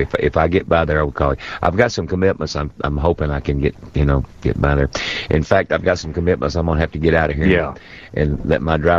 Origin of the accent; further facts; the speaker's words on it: North Carolina, United States; now in Nashville, United States; I'm originally from North Carolina, but I've lived in the Nashville area now for the last 35 years.